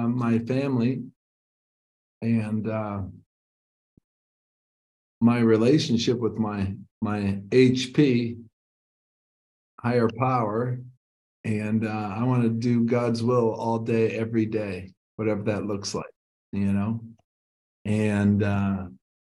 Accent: Ludington, Michigan, United States; I'm sitting across the table at the House of Flavors in Ludington, Michigan.

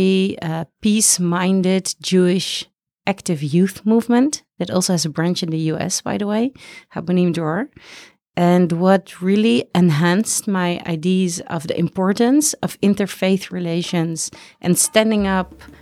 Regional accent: Amsterdam, North Holland, Netherlands; I'm from Amsterdam, the Netherlands.

